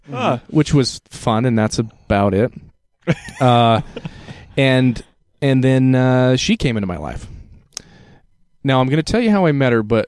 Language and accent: English; Utah, United States; I grew up in Utah County. I had the Utah County mentality